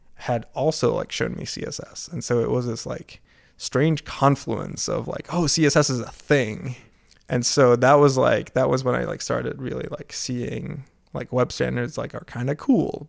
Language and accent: English; Maastricht, Limburg, Netherlands; moved away as an adult; now in United States; back in my hometown of Maastricht